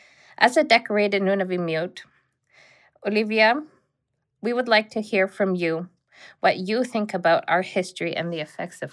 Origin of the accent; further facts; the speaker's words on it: Southern Canada, Canada; But I have to say that I grew up in the South, birthday parties and yeah. dresses and things with these girls over there. And I didn't speak Inuktitut until my teenage years.